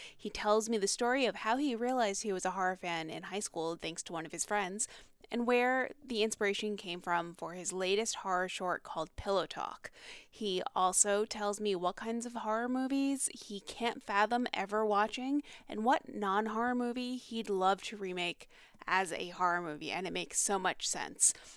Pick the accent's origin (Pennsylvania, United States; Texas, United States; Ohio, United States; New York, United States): New York, United States; Long Island; I am also from Long Island